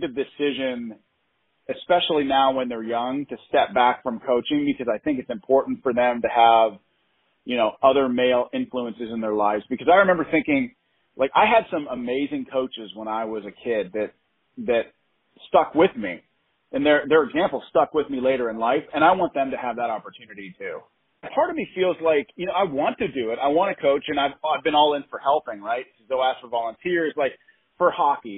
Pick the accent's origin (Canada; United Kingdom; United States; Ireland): United States; Pittsburgh, Pennsylvania; We're from Pittsburgh